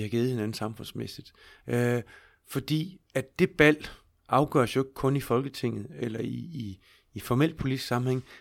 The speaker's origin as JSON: {"language": "Danish", "town": "Skive", "region": "Central Denmark Region", "country": "Denmark", "tie": "born or raised there", "said": "jeg voksede op i, i Skive"}